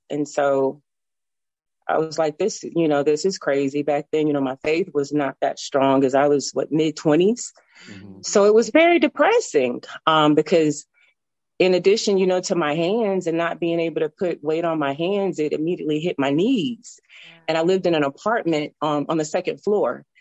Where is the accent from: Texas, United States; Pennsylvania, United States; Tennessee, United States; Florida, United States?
Tennessee, United States; moved away as an adult; now in Alabama, United States; I'm from Tennessee. I moved to Alabama back in 2005